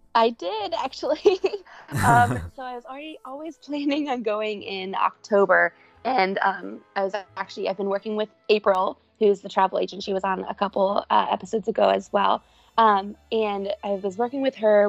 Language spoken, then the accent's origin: English; Cincinnati, Ohio, United States; I am from Cincinnati, Ohio